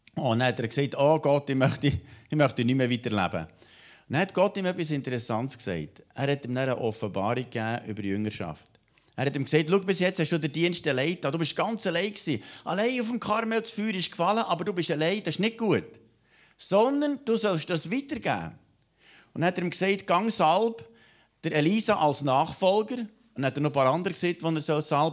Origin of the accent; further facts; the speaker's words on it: Switzerland; bei uns in der Schweiz